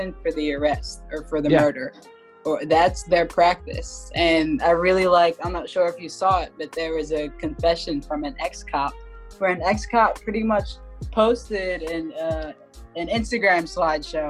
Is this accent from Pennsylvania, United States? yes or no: yes; Philadelphia, Pennsylvania, United States; I'm from Philadelphia